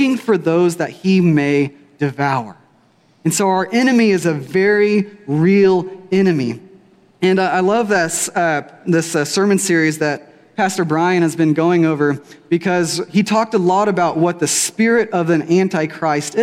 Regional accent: Weatherford, Texas, United States; I grew up here in Weatherford from about age 12 on

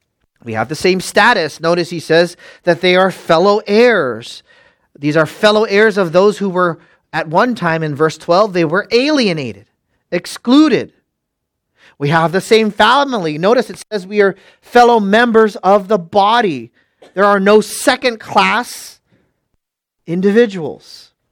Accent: Philippines; Because I'm from up north. These people are all from down south. I'm Filipino. I have black hair and brown eyes.

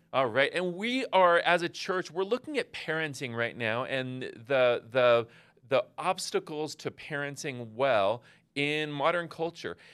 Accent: West Coast, United States; I'm from the West Coast

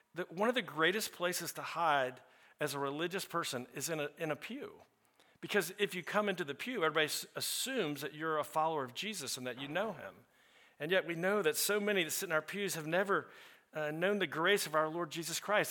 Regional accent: the South, United States; I'm also from the South

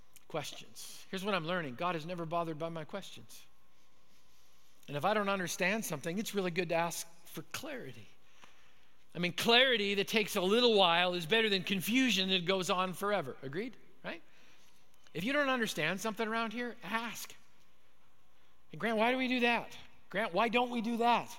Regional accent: Manitoba, Canada; moved away; So I grew up in Manitoba. I was a Canadian kid

